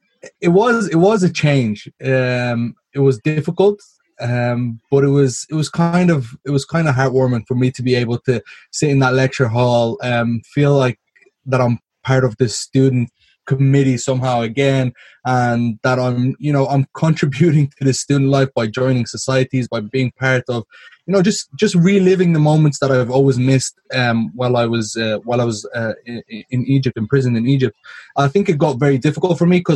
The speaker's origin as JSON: {"language": "English", "country": "Ireland", "tie": "born or raised there", "said": "I'm as Irish as it gets. I was born and raised in Ireland."}